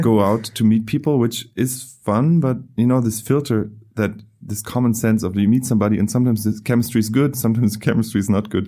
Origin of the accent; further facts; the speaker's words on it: Germany; moved away; I come from Germany.